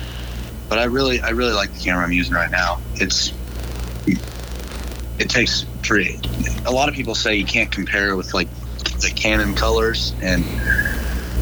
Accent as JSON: {"language": "English", "town": "Dallas", "region": "Texas", "country": "United States", "said": "I'm from Dallas"}